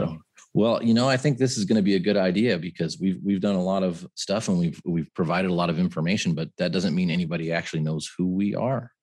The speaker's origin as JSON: {"language": "English", "area": "San Francisco Bay Area", "region": "California", "country": "United States", "also_born_or_lived": "Santa Clara, California", "moved": "as an adult", "lives_now": "Arizona, United States", "said": "I'm from the San Francisco Bay Area"}